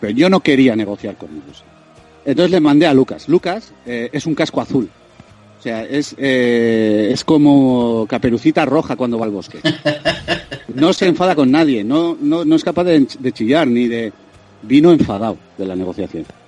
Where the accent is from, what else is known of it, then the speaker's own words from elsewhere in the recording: Vitoria-Gasteiz, Basque Country, Spain; De Vitoria